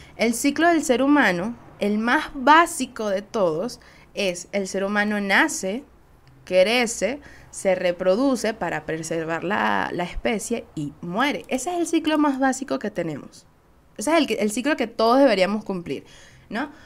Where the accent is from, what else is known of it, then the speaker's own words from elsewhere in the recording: Venezuela; Soy una jeva de Venezuela